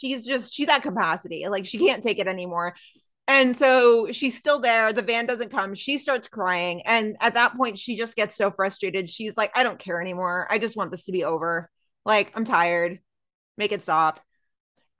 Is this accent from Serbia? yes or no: no; Texas, United States; moved away; in my home state of Texas